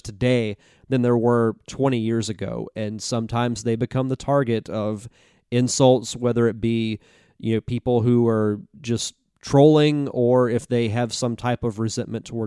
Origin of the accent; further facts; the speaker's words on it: Florida, United States; I'm born and raised in Florida